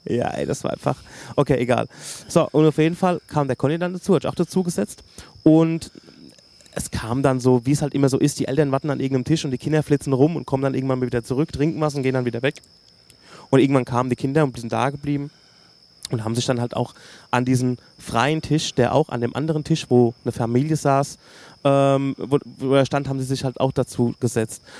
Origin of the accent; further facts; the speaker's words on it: Hösbach, Bavaria, Germany; ich komme aus Hösbach